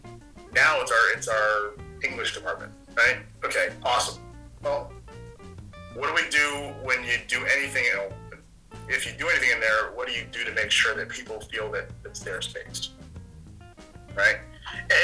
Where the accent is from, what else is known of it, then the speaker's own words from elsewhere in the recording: Connecticut, United States; moved away as an adult; also born or lived in Pennsylvania / Vermont / Midwest; I grew up in New England, in Connecticut